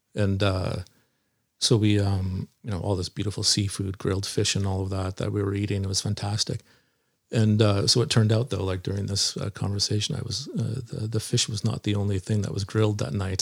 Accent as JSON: {"language": "English", "town": "Nanaimo", "region": "British Columbia", "country": "Canada", "tie": "born or raised there", "said": "so I grew up in Nanaimo here on Vancouver Island, a island on the west coast of Canada in British Columbia"}